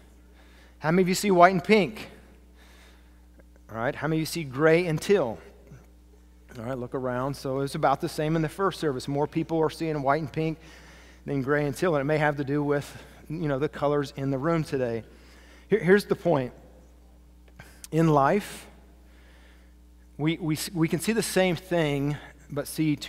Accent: Kansas, United States; A middle-aged white man who grew up in farmland in the wheat fields of Kansas

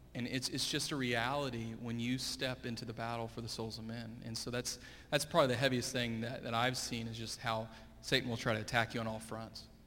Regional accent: Fort Worth, Texas, United States; also born or lived in Springfield, Missouri; I grew up here uh, at Hallmark, went to Crowley ISD

